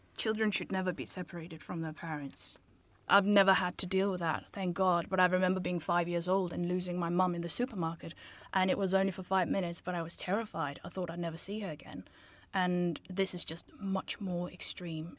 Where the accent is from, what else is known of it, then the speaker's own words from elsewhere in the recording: Denmark; moved away; I'm from Denmark.